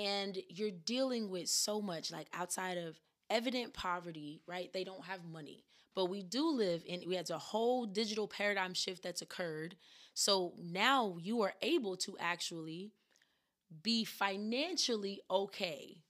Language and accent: English; the South, United States; growing up in the South